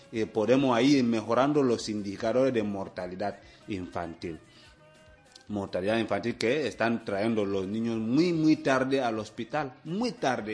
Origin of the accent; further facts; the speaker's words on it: Equatorial Guinea